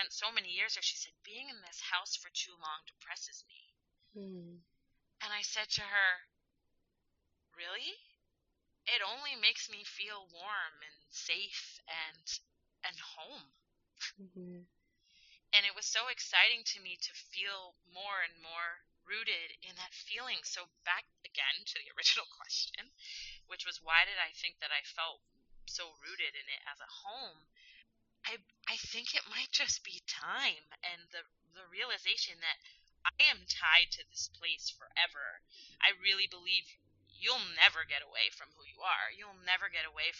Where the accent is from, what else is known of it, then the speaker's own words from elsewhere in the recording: New York City, New York, United States; also born or lived in Israel; I grew up in the Bronx